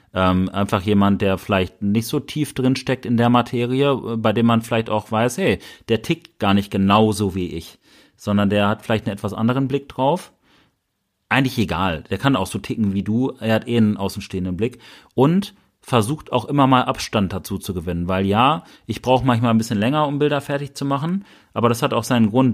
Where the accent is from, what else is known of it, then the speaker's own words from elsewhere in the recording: Bielefeld, North Rhine-Westphalia, Germany; wir kommen aus Bielefeld.